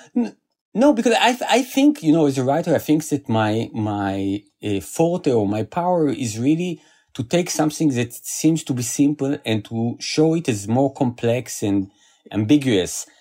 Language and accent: English; Israel; I was born in Israel. I lived here all my life.